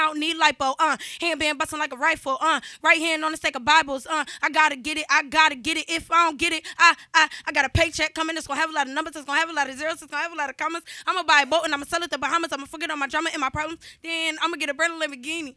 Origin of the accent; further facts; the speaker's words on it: Willingboro, New Jersey, United States; also born or lived in Mount Holly, New Jersey; being from Willingboro